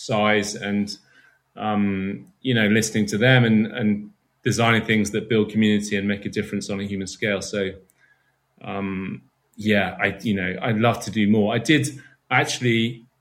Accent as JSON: {"language": "English", "country": "United Kingdom", "said": "being a Brit"}